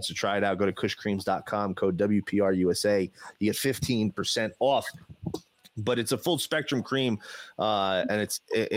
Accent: New Jersey, United States; I grew up in New Jersey

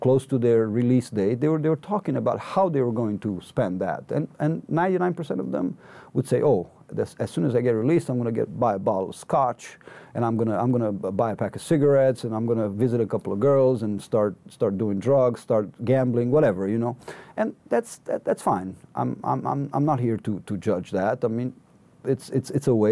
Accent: Cluj-Napoca, Cluj County, Romania; I had left Cluj, my hometown, on June 29, exactly 1 year ago

